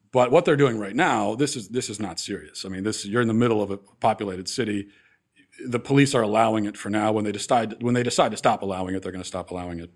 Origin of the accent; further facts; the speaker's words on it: East Coast, United States; growing up on the East Coast